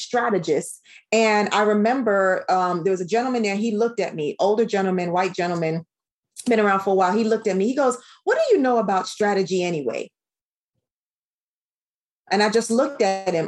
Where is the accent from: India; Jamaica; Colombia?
Jamaica; as a Caribbean woman